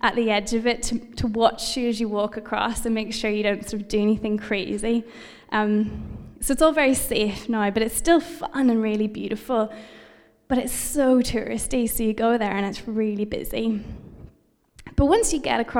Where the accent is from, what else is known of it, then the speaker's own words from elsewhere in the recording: United Kingdom; I'm British